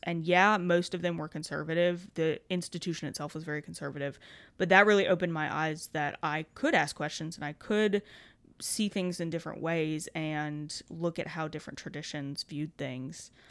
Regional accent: Kentucky, United States; we've both been born and raised in Kentucky

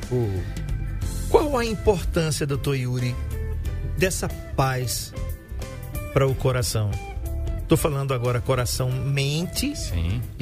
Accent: Alagoas, Brazil; eu sou suspeito para falar porque eu sou alagoano e é ele é alagoano também.

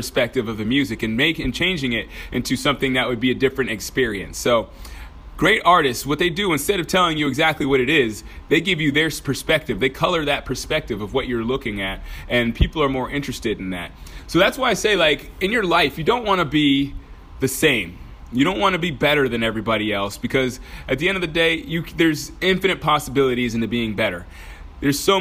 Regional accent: Georgia, United States; moved away; also born or lived in Texas; I was born in Georgia, by the way, just in case you didn't know that. So sometimes that accent comes out

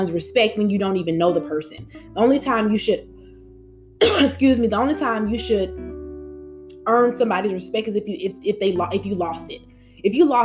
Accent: United States; We're African Americans.

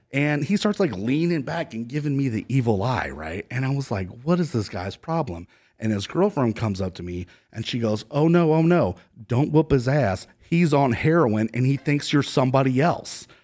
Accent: Cleveland, Ohio, United States; also born or lived in San Diego, California; now in Austin, United States; I'm from Cleveland, Ohio originally

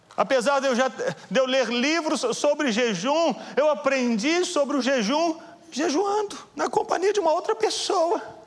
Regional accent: Belo Horizonte, Minas Gerais, Brazil; Eu sou de Belo Horizonte

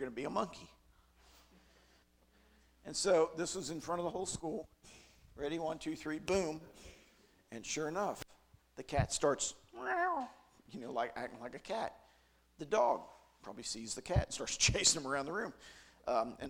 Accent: Western Maryland, United States; moved away as an adult; now in Carter County, Tennessee, United States; I'm from Western Maryland. It's part of my identity

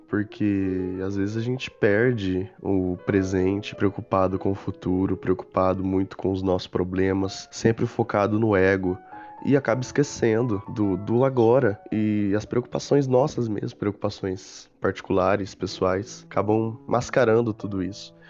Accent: interior of São Paulo, Brazil; Sou do interior de São Paulo, sou caipirão mesmo

